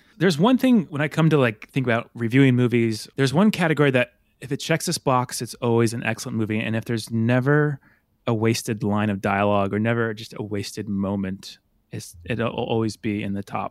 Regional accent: Illinois, United States; moved away; I'm from Illinois originally, and we were driving from Colorado to Illinois.

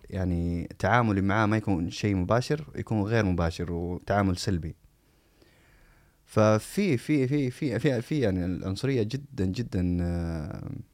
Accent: Saudi Arabia; accent: Saudi; moved away; also born or lived in United States; انا انسان مولود في السعوديه بمعنى انه هذه هذه لهجتي

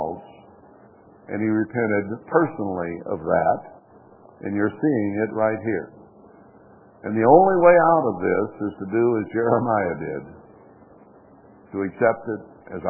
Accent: United States

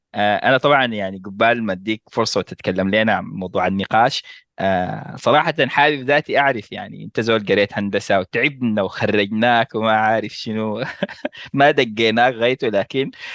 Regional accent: Sudan; نحن كسودانيين

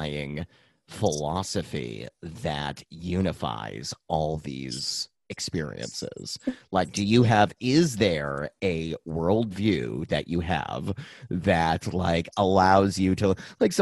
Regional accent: Dover, Massachusetts, United States; in my hometown, Dover, Massachusetts

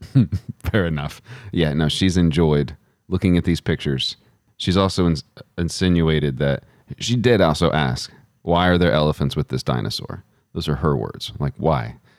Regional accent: Texas, United States; as a Christian growing up in Texas

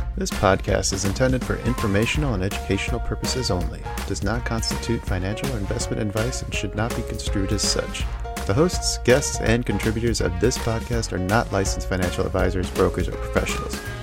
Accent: Tucson, Arizona, United States; also born or lived in Houston, Texas / Phoenix, Arizona / Casa Grande, Arizona; now in Illinois, United States; I grew up in Tucson. I was born in Houston

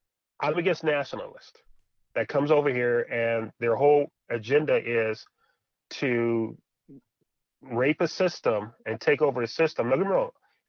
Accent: United States; I'm from America.

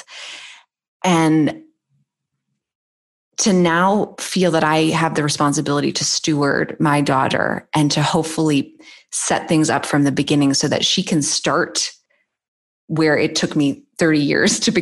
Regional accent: Boston, Massachusetts, United States; I grew up in the Boston area.

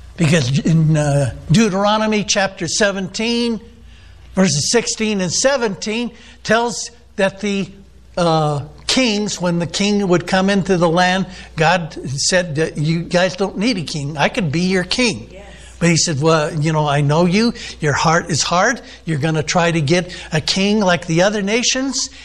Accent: United States; I'm an American

